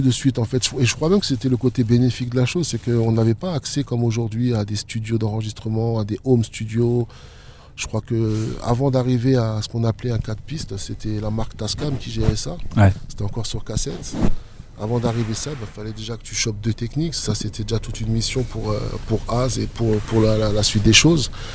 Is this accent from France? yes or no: yes; Strasbourg, Grand Est, France; j'ai toujours vécu dans le mélange parce que j'ai grandi sur Haute-Pierre jusqu'à l'âge de 12-13 ans.